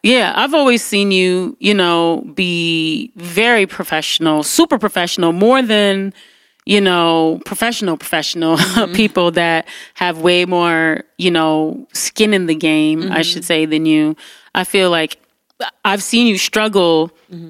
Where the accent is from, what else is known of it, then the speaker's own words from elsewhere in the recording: Detroit, Michigan, United States; I grew up in Detroit